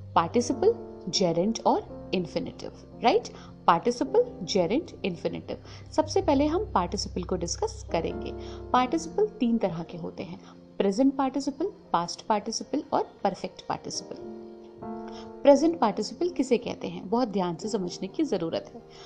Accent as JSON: {"language": "Hindi", "country": "India", "first_language": "Hindi", "said": "हम हिंदुस्तानी हैं हमारी मातृभाषा हिंदी है"}